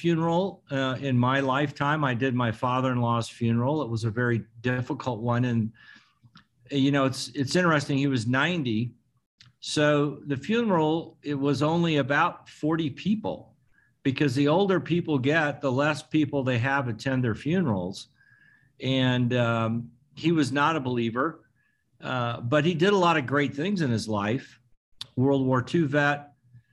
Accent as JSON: {"language": "English", "town": "Jefferson", "region": "Iowa", "country": "United States", "tie": "born or raised there", "moved": "yes", "said": "I was born in Jefferson, Iowa."}